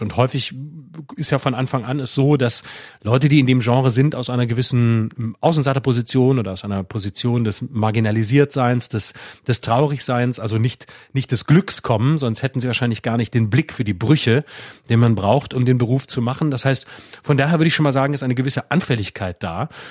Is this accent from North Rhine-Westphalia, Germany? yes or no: no; Freiburg, Baden-Württemberg, Germany; wir, wir kommen ja beide aus Freiburg